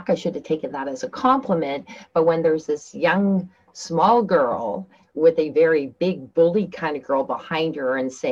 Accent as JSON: {"language": "English", "country": "Canada", "tie": "born or raised there", "also_born_or_lived": "Turkey", "said": "I came from Turkey, having lived there for 4 years, and then I moved back to Canada"}